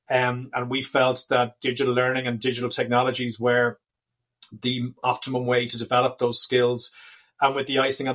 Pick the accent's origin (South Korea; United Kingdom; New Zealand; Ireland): Ireland; Dublin, Leinster; We are from and based in Dublin in Ireland. I'm delighted to say my hometown